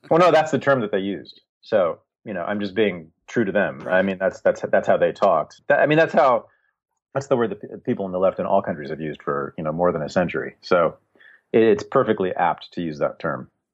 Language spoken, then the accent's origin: English; Berkeley, California, United States; I was born and raised in Berkeley, California, in the sixties, seventies, and eighties